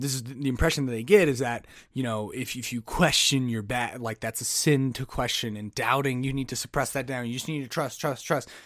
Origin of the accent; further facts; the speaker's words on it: United States; I'm an American